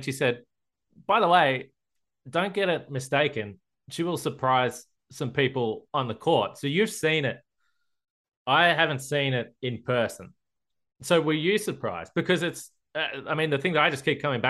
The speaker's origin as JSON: {"language": "English", "town": "Geelong", "region": "Victoria", "country": "Australia", "said": "I'm from Geelong"}